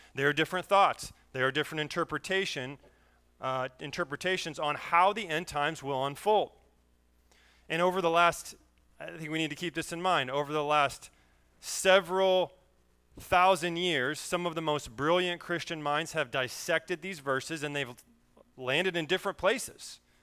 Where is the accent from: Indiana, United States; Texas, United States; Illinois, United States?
Indiana, United States; Berne; I grew up in Bern, Indiana